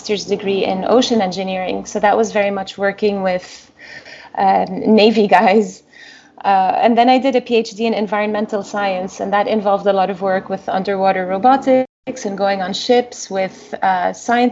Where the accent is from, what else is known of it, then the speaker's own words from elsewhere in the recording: Lebanon; moved away; I was born and raised in Lebanon, and we went through the civil war